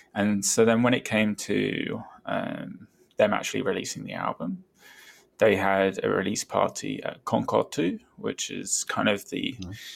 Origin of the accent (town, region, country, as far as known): Brighton, South East England, United Kingdom; born or raised there